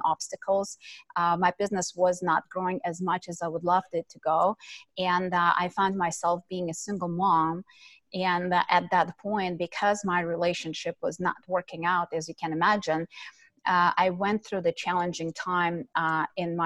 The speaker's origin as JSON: {"language": "English", "country": "Ukraine", "tie": "born or raised there", "moved": "yes", "said": "I was born and raised in Ukraine"}